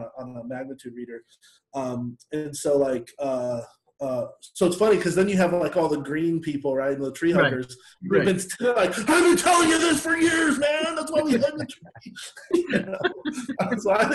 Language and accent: English; Seattle, Washington, United States; growing up in Seattle